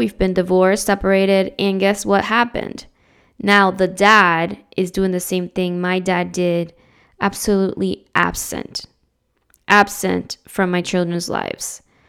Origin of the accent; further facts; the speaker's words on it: New Jersey, United States; also born or lived in Dominican Republic; I was born in the Dominican Republic, was raised in New Jersey. What's up, Jersey? And then I moved out of Jersey and lived in another state.